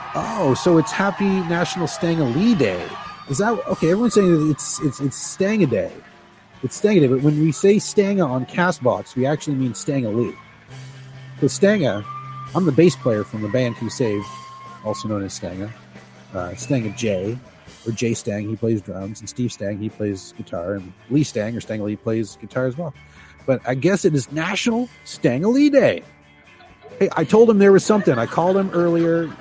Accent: Canada; I identify as a Canadian, obviously. I am Canadian

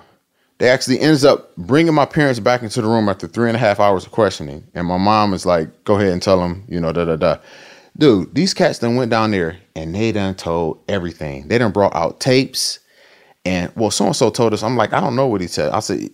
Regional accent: Akron, Ohio, United States; Akron. I'm from Akron.

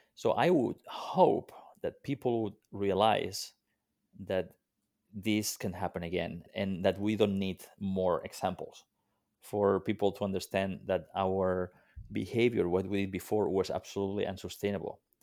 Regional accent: Mediterranean coast, Spain; moved away; I grew up on the Mediterranean coast of, uh, Spain

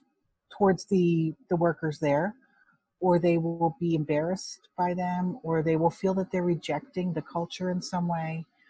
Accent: Hong Kong; You know, if it helps for a Chinese adoptee like myself, I'm from Hong Kong, to feel like I can really relate to what that means.

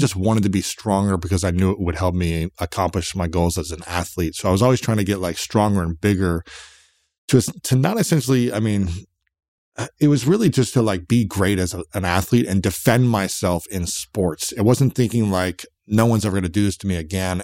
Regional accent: United States; I'm an American guy

